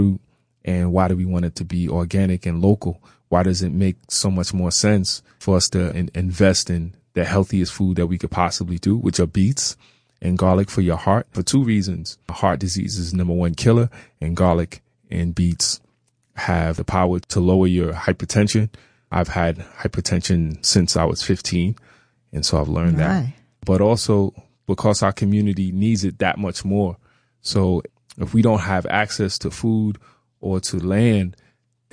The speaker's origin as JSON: {"language": "English", "town": "New York City", "region": "New York", "country": "United States", "tie": "born or raised there", "moved": "yes", "lives_now": "Jeffersonville, United States", "said": "I grew up in Brooklyn, New York, Crown Heights."}